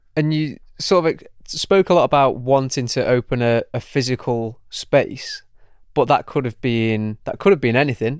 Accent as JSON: {"language": "English", "town": "Manchester", "region": "North West England", "country": "United Kingdom", "said": "I'm from Manchester as well"}